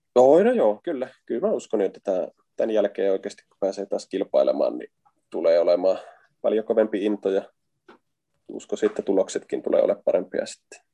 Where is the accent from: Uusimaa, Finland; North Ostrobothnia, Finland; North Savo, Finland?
North Savo, Finland; Varkaus; moved away as an adult; now in Helsinki, Finland; mä Varkaudesta kotoisin, niin silloin kun muutin 2009 Helsinkiin